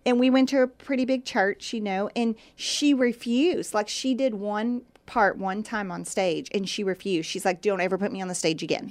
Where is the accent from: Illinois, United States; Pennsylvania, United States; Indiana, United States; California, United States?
Indiana, United States; now in Texas, United States; I grew up in Indiana and basketball was a thing there